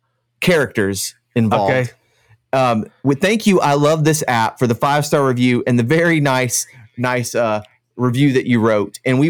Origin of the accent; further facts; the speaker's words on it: Florida, United States; accent: Central Florida; Well, I hope I have a Central Florida accent, which is no accent at all.